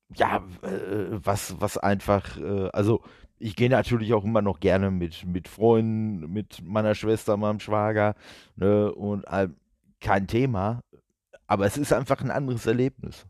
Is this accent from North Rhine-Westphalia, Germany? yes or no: yes; Duisburg, North Rhine-Westphalia, Germany; ich komme ja aus Duisburg